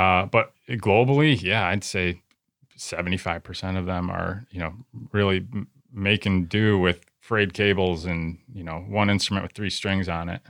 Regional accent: United States; as a American Christian churchgoer at a big church

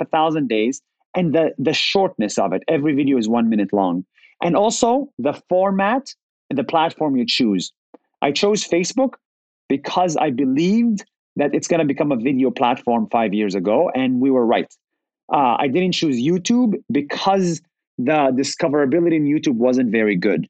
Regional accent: Israel; moved away as an adult; also born or lived in United States; I was born and raised in Israel as a Palestinian

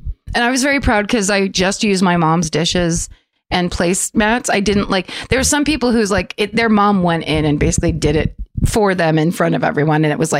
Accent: Petaluma, California, United States; My hometown of Petaluma, California has the Butter and Eggs Day Parade every year.

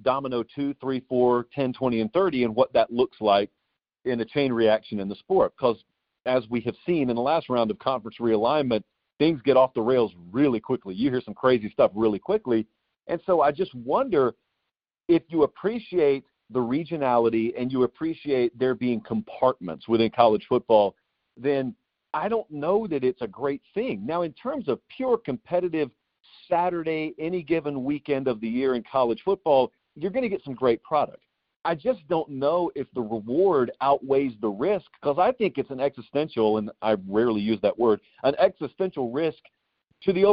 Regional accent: Columbus, Georgia, United States; moved away; I grew up in Columbus, Georgia.

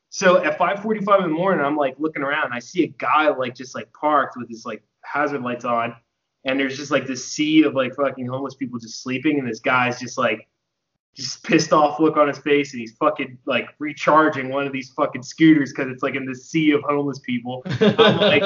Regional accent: New Jersey, United States; moved away as an adult; also born or lived in Jacksonville, Florida; I grew up in New Jersey, and then I went to school in Jacksonville, Florida

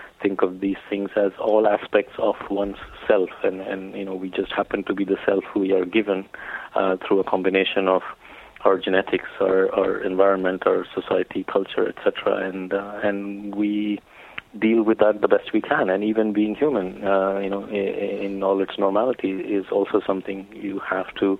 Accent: India; growing up in India

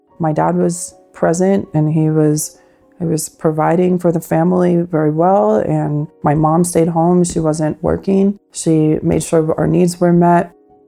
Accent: Pennsylvania, United States; also born or lived in Washingtonville, New York; And then we moved from Washingtonville, New York to Pennsylvania. I had a pretty normal childhood for the most part.

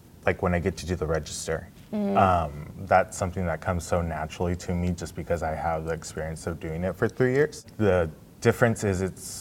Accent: Fresno, California, United States; moved away as an adult; now in Orlando, United States; I'm from Fresno, California

